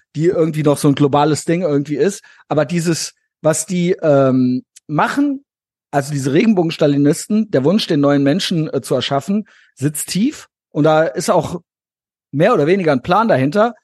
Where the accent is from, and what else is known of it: Koblenz, Rhineland-Palatinate, Germany; born or raised there